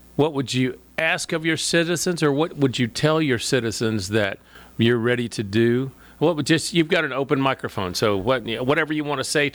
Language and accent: English; Dallas, Texas, United States; when I was a kid growing up in the Dallas-Fort Worth area, who am I kidding? I was in Dallas.